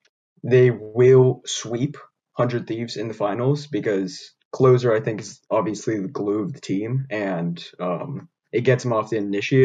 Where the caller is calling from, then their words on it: Portland, Oregon, United States; Portland, Oregon.